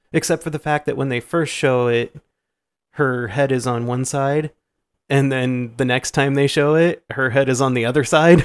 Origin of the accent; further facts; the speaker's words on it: Iowa, United States; We're from Iowa. We say aunt.